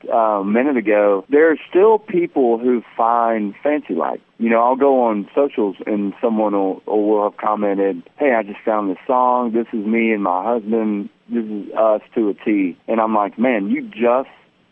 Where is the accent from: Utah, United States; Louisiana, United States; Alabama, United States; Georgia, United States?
Alabama, United States; Mobile; growing up in Mobile